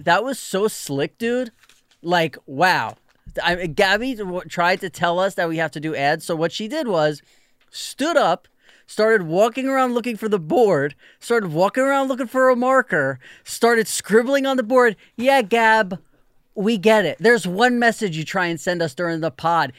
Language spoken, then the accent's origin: English; New York, United States; growing up in New York